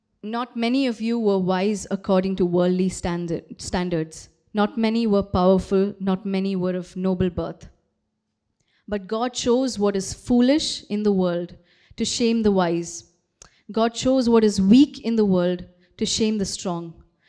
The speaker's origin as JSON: {"language": "English", "country": "Kuwait", "tie": "born or raised there", "also_born_or_lived": "Bangalore, India", "moved": "yes", "said": "I was born in Kuwait, okay? And again, nothing special about Kuwait. I went to a very, very normal school, you know, had a very, very normal childhood, nothing special. And then I moved to India, moved to Bangalore."}